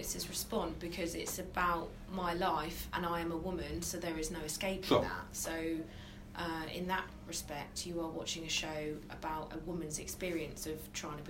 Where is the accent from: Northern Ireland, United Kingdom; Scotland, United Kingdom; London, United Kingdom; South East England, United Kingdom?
South East England, United Kingdom; Brighton; growing up in Brighton and the kind of bubble that we live in here